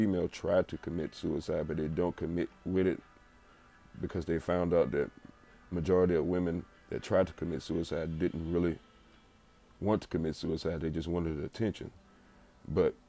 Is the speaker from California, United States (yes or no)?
no; Baton Rouge, Louisiana, United States; I'm from Baton Rouge